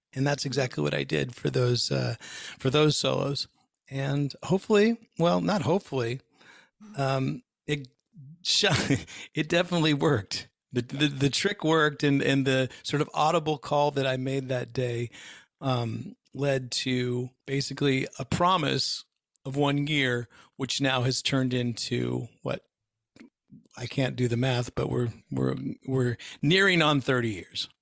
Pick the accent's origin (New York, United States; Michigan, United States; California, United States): California, United States; Bay Area, just outside of San Francisco; born or raised there